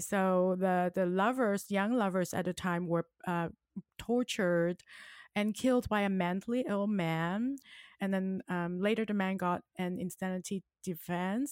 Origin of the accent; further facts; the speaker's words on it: Hong Kong; now in Orange County, United States; I am from Hong Kong and I now live in Orange County, California